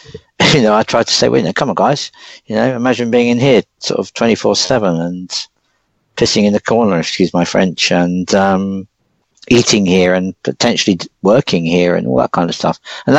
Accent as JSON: {"language": "English", "region": "London", "country": "United Kingdom", "said": "I'm a Londoner"}